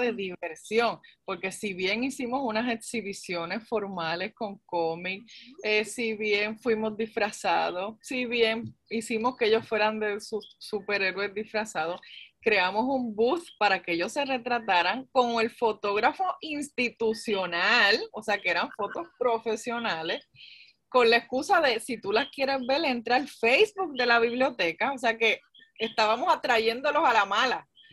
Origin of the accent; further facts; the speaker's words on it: Carolina, Puerto Rico; yo soy de Carolina